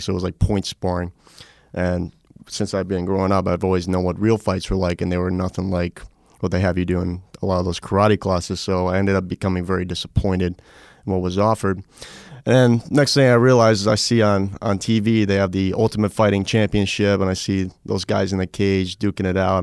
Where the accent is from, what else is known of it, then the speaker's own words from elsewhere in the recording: New York, United States; moved away; I grew up in New York, uh, for most of my life.